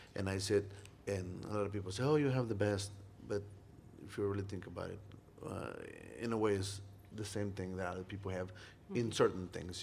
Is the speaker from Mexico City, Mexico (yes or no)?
no; Monterrey, Nuevo León, Mexico; now in Iowa City, United States; I was from Monterrey and we're known for grilling steaks